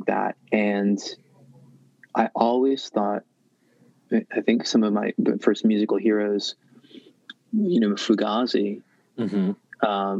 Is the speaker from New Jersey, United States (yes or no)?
no; Worcester, Massachusetts, United States; moved away; I'm from Worcester, Massachusetts originally